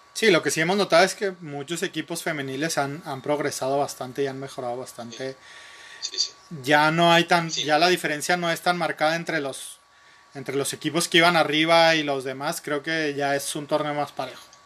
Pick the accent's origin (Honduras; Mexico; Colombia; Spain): Mexico; Nuevo León; somos de Nuevo León o, hemos vivido siempre en Nuevo León